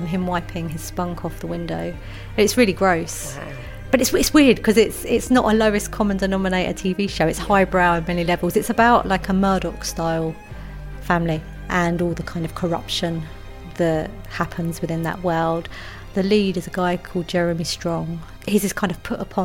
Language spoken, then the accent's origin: English; London, United Kingdom; also born or lived in Kent; I'm a Londoner.